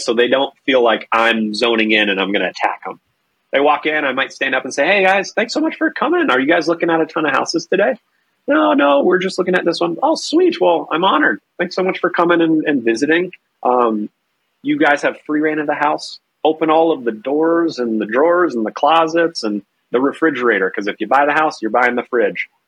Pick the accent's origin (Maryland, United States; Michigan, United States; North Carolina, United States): North Carolina, United States; now in Minnesota, United States; I am originally from North Carolina. I now live in Minnesota